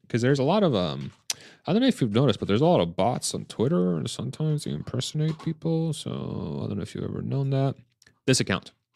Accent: Pennsylvania, United States; now in Austin, United States; I'm from Pennsylvania, I'm from the Northeast

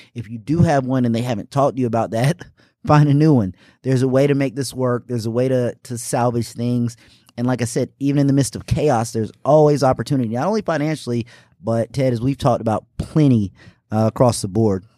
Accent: Greenville, South Carolina, United States; also born or lived in Indianapolis, Indiana; I'm from Indianapolis, Indiana originally, but I consider myself from here in Greenville, South Carolina. Moved here when I was six

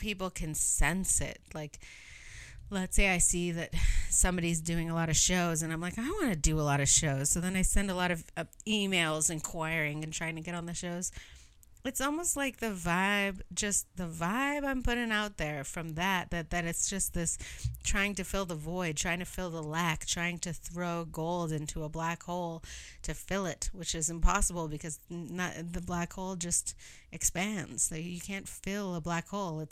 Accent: Canada; I'm Canadian

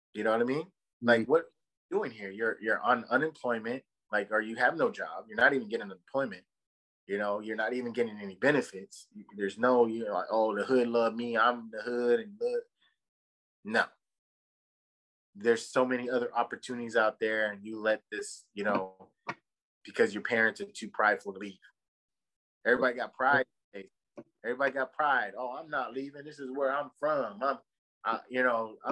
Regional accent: Victorville, California, United States; moved away; I'm from Victorville, California, bro. I was raised in all over Southern California

